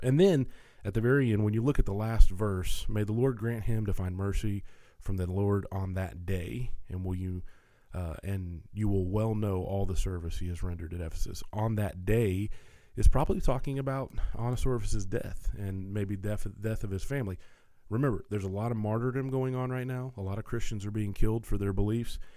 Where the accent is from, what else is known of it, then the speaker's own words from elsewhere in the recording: Tennessee, United States; I'm a Tennessean. I'm recording this from Nashville, Tennessee